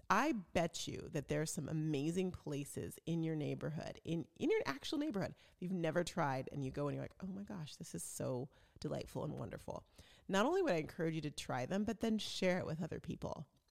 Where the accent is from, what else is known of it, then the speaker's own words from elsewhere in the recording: Chandler, Arizona, United States; I live in Chandler and I grew up in Chandler.